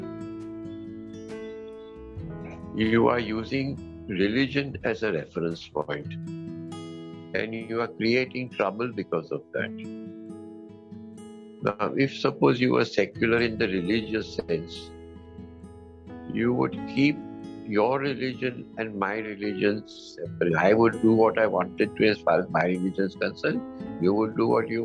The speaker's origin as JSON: {"language": "English", "country": "India", "said": "I'm an Indian"}